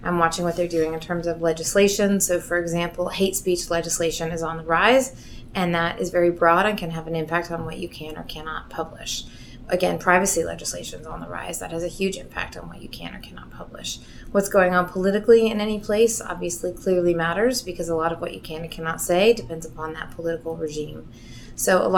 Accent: Seattle, Washington, United States; moved away as an adult; now in New York, United States; I'm originally from Seattle

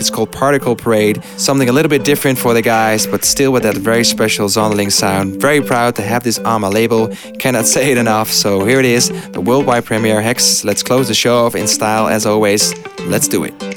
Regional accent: Netherlands; my home country

